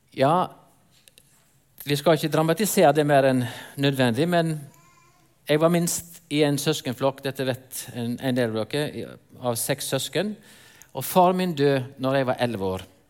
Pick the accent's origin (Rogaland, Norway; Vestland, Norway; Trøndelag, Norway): Vestland, Norway; near Rosendal; moved away; Jeg vokste opp inne på Løfastrand. Sikkert ikke så mange her som vet hvor det er, men det er i nærheten av Rosendal